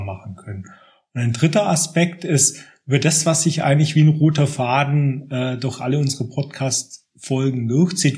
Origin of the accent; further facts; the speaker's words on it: Aalen, Baden-Württemberg, Germany; moved away as an adult; also born or lived in Munich area; now in Munich, Germany; ich bin vor gut zwanzig Jahren hierher gezogen, komme ursprünglich aus Aalen in Baden-Württemberg